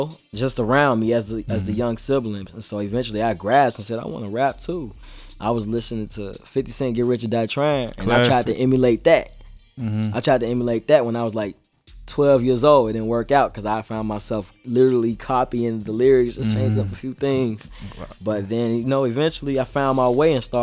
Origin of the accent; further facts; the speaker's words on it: Chicago, Illinois, United States; Southside Chicago, Gage Park. People that know, I'm from Gage Park, born and raised.